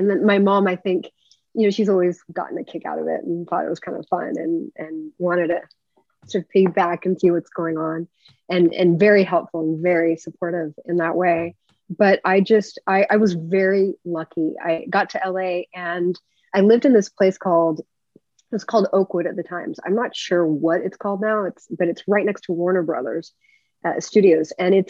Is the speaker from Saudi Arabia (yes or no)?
yes; Saudi Arabia; also born or lived in Japan; So I grew up in Saudi Arabia and Japan, and it was obviously very, very different and very interesting.